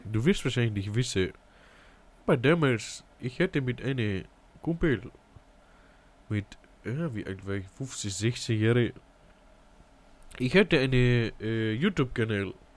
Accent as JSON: {"language": "German", "town": "Ingolstadt", "region": "Bavaria", "country": "Germany", "said": "Ich komme aus Ingolstadt in die Bayern."}